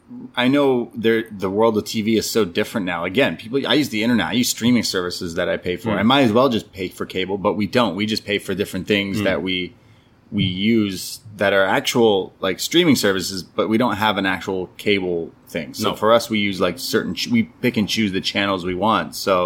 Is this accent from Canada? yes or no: yes; Canada; I'm a Canadian